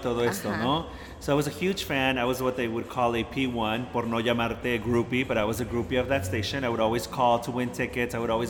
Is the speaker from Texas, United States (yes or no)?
no; Santa Ana, California, United States; also born or lived in Mexico City, Mexico; And I grew up in Santa Ana in Orange County.